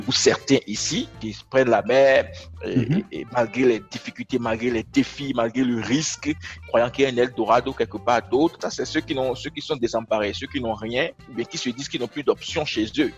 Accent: Benin; Je suis béninois, citoyen du monde et africain

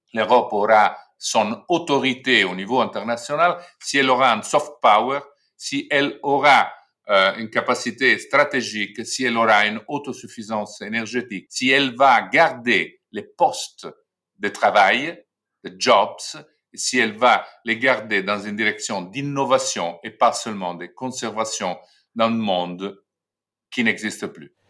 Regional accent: Italy; chez nous en Italie

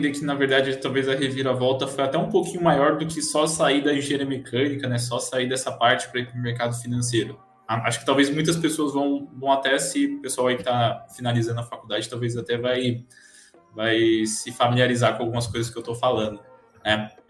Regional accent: Presidente Prudente, São Paulo, Brazil; É, eu sou nascido e criado em Presidente Prudente, não sei se pessoal aí conhece, né?

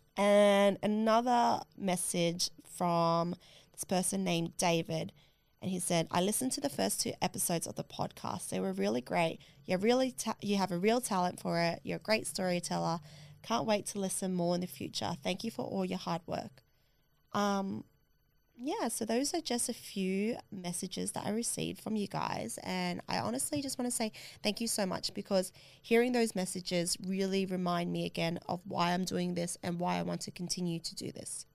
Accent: Australia; I couldn't get home to Australia

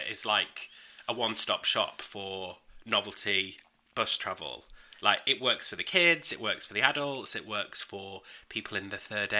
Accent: United Kingdom; I am British.

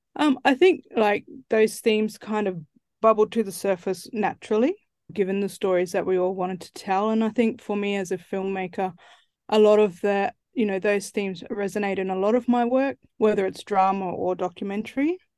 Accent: Central Australia, Australia; I'm from Central Australia. That's where I grew up.

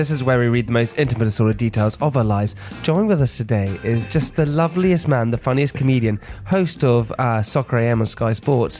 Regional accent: South Africa; I was like, yeah, I am from South Africa.

